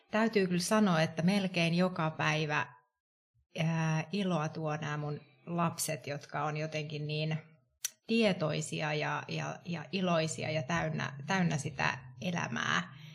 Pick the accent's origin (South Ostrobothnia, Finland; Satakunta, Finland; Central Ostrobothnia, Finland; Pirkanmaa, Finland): Pirkanmaa, Finland; Tampere; moved away as an adult; now in Helsinki, Finland; Mä olen alun perin Tampereelta kotoisin, ei ehkä aksentissa, aksentissa kuulu, mutta tota, olen tota, ehkä 12 vuotta sitten tänne Helsinkiin työn perässä muuttanut